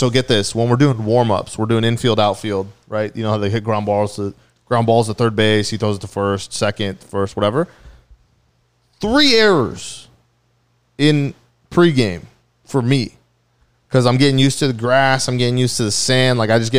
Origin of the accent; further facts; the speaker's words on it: Orange County, California, United States; from Orange County.